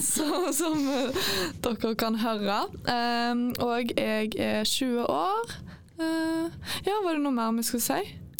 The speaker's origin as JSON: {"language": "Norwegian", "town": "Stavanger", "region": "Rogaland", "country": "Norway", "moved": "yes", "said": "Jeg er fra Stavanger"}